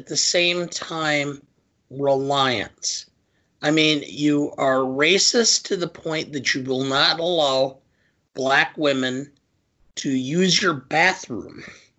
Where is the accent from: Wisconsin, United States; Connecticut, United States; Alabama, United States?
Wisconsin, United States; Beloit; I grew up in Beloit, which had a fairly large minority population for Wisconsin.